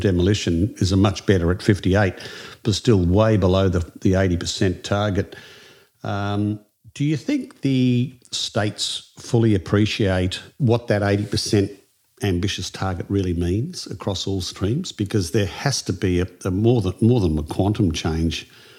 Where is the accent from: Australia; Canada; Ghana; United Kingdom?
Australia; Queensland; It's my home state